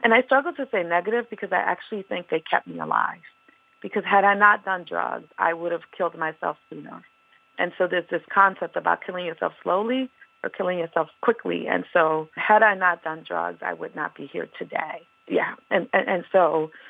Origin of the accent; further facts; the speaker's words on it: New York City, New York, United States; I'm born and raised in Harlem. I am Boricua, Afro-Boricua de Puerto Rico, but I am born and raised in Harlem.